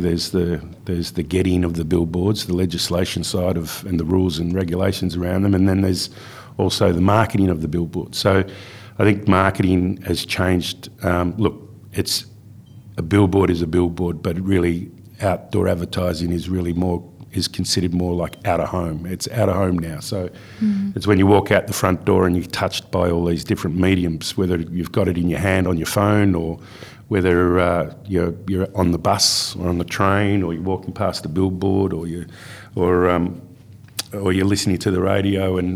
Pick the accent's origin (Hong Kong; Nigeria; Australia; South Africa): Australia; Melbourne, Victoria; moved away as an adult; also born or lived in Perth, Western Australia / Carnarvon, Western Australia; I grew up in Melbourne. I grew up in Bayside, Melbourne.